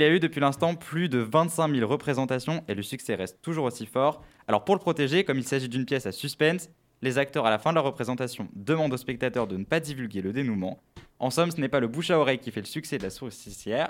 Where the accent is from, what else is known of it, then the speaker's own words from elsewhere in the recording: France; on est français